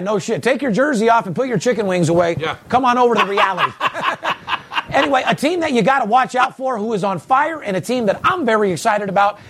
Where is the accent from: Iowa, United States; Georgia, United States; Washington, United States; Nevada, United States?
Nevada, United States; Las Vegas; I'm born and raised in Las Vegas.